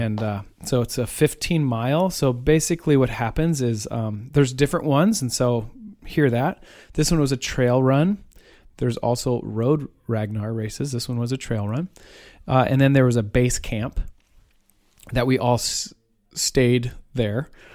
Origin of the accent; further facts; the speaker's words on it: Iowa, United States; I'm from Iowa